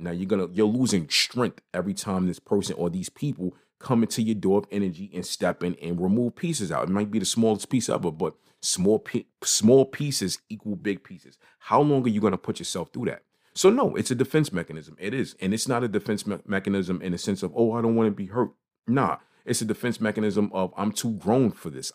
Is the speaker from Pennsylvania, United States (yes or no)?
no; New York City, New York, United States; I am from Brooklyn. I am from New York City.